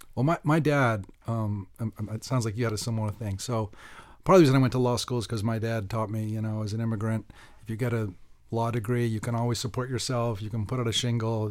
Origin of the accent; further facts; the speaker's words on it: Pittsburgh, Pennsylvania, United States; I was born in Pittsburgh